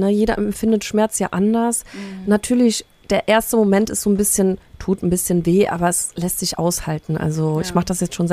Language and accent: German; Poland; born there; Ich bin ja gebürtig auch aus Polen